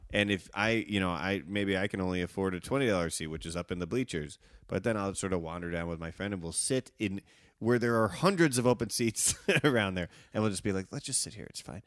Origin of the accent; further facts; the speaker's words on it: Evanston, Illinois, United States; I grew up in Evanston